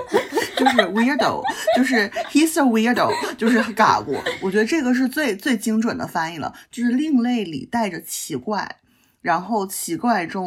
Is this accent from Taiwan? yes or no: no; Northeast China, China; 就是我们东北人对数数有着莫名的依恋，就是三和七，我们就会说成三个和七个。